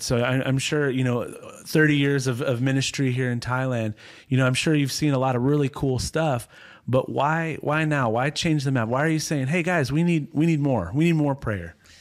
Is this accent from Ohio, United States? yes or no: yes; Ohio, United States; I grew up in Ohio, not quite as cold as, as Minnesota